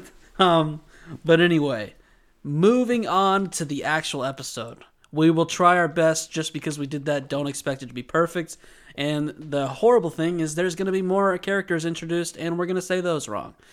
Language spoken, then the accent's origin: English; United States; We are two American dudes